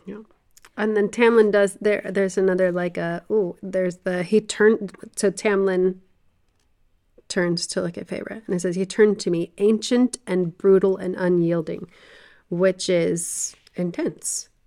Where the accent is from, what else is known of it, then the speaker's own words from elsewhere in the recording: the South, United States; I grew up in the South